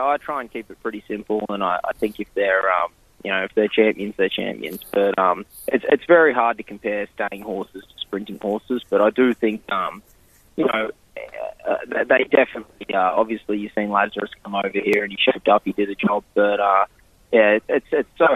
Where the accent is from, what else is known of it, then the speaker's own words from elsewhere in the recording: Queensland, Australia; moved away as an adult; also born or lived in Sydney, Australia; now in New Jersey, United States; I grew up in Queensland, and it was, you know, it was pretty much hot and hotter up there.